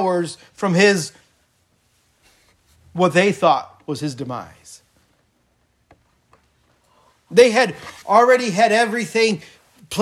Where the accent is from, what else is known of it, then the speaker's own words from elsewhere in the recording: United States; I am an American. I've been an American for 41 and a half years approximately